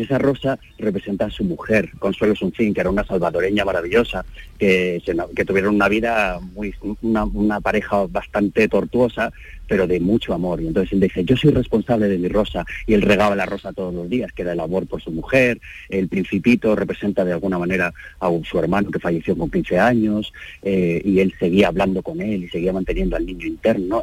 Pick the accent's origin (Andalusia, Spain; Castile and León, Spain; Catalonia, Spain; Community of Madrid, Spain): Community of Madrid, Spain; Madrid; yo soy de Madrid